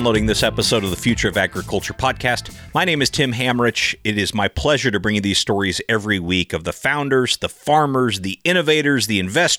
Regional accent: Sonoma County, California, United States; I grew up in Sonoma County, California, which is supposed to be wine country, USA

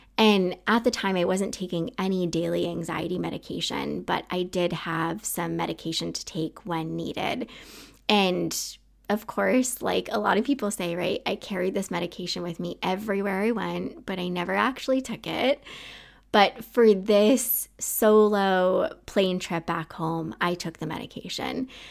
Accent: Maine, United States; moved away as an adult; also born or lived in Utah; I wanna get the heck out of Maine

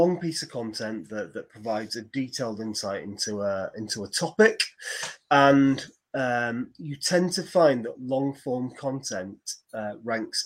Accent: Preston, North West England, United Kingdom; I was born in Preston.

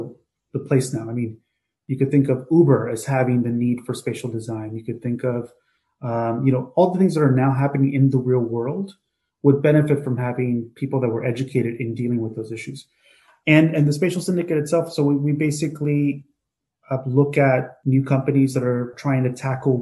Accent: Hialeah, Florida, United States; moved away as an adult; also born or lived in New York; born and raised in the Cuban community of Hialeah, Florida

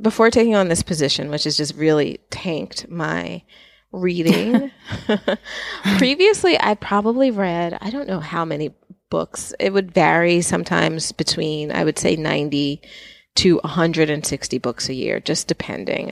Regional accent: New York, United States; I grew up in New York, so with the exception of way at school, I have lived in New York

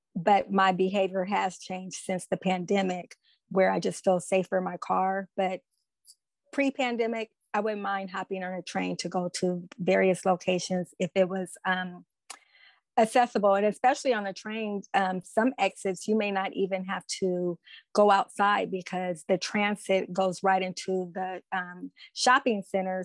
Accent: Oakland, California, United States; I am from Oakland, California

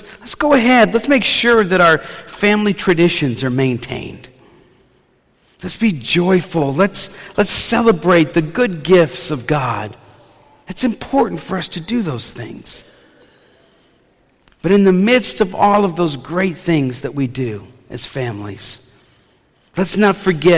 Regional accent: New Orleans, Louisiana, United States; When I was a kid growing up in New Orleans

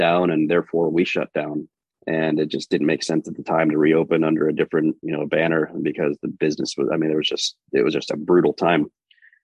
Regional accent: Finger Lakes area of Western New York, United States; moved away as an adult; also born or lived in Phoenix, Arizona; I grew up in Finger Lakes area of Western New York.

